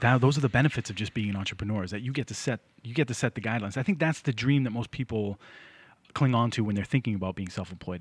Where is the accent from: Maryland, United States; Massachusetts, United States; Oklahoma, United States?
Massachusetts, United States; Lynn; I grew up in Lynn